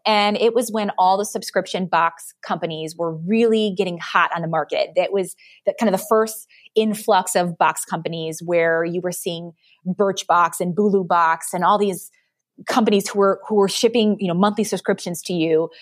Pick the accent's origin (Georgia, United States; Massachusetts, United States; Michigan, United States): Michigan, United States; Detroit; I'm from Detroit